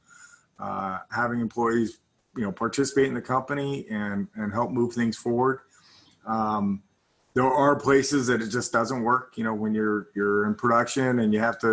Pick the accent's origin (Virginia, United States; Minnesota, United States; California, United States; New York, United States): California, United States; Los Angeles; also born or lived in Dallas, Texas / New Zealand; came back to the United States and lived in Los Angeles essentially my whole life, short of when I went to university. I had what I thought was a pretty normal childhood. I lived in Southern California